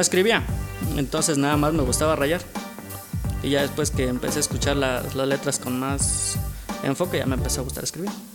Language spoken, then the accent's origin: Spanish; Oaxaca, Mexico; Soy de aquí, de, de Oaxaca. Llevo he eh, toda mi vida aquí en Oaxaca